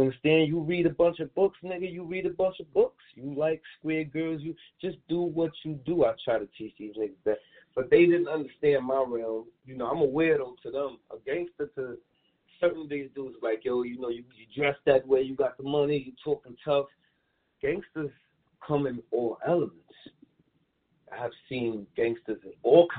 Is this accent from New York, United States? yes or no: yes; New York City, New York, United States; I'm originally from Prospect, up the hill. Prospect in Saratoga, the Plazas. That's where I'm originally from, in Brownsville